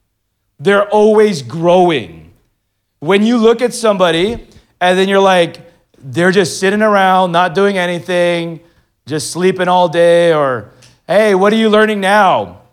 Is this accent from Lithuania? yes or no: no; Philippines; now in Manila, Philippines; No, I'm Filipino. You're Mexican. And I'm like, people in the Philippines still think I'm Mexican.